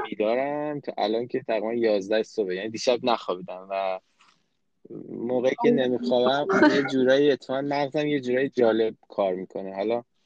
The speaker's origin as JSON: {"language": "Persian", "country": "Iran", "tie": "born or raised there", "also_born_or_lived": "France", "moved": "as an adult", "lives_now": "Canada", "said": "فرهنگی که تو ایران باش بزرگ شدیم"}